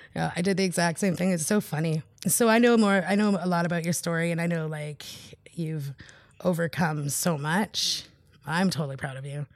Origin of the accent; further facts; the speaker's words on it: Haida Nation, British Columbia, Canada; I'm from the Haida Nation.